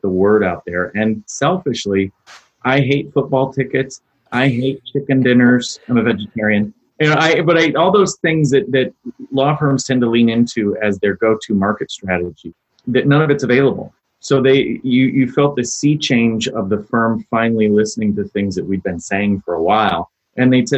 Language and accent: English; United States; I'm an American